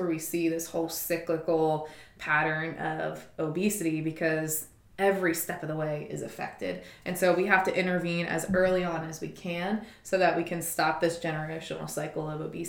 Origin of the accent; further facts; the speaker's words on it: Philadelphia, Pennsylvania, United States; Oh, I'm from Philadelphia.